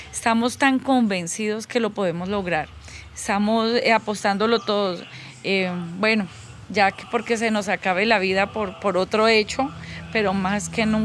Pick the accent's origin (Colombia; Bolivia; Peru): Colombia; Huila; tengo 48 años y soy de Huila.